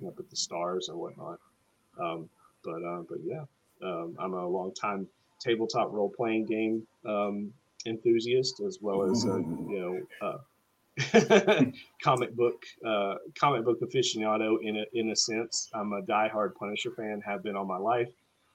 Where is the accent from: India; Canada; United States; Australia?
United States; Tennessee; also born or lived in Mountain Home Air Force Base, Idaho / Augusta, Georgia; I grew up in Tennessee